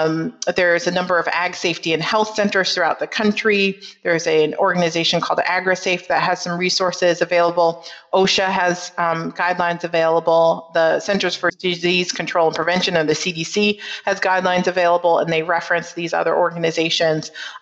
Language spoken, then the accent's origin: English; Northeast, United States; despite growing up in the Northeast and more of an urban setting, I had always been an ag advocate